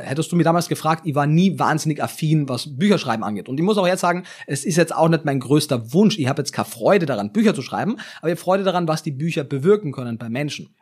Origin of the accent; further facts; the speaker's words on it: Klagenfurt, Carinthia, Austria; moved away as an adult; now in Berlin, Germany; ich kannte halt mein sehr eingeschränktes äh, Umfeld in Kärnten. Also ich komme aus, aus Klagenfurt am Wörthersee